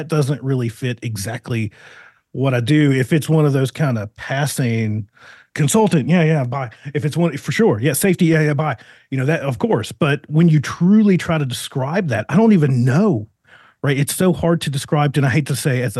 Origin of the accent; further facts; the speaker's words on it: Virginia, United States; now in Arizona, United States; I'm from Virginia originally